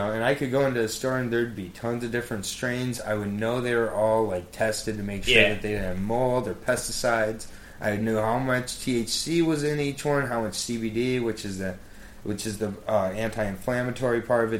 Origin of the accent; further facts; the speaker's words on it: Michigan, United States; moved away as an adult; now in Washington, D.C., United States; I'm from Michigan, where I had my medical marijuana card from my sophomore year of college.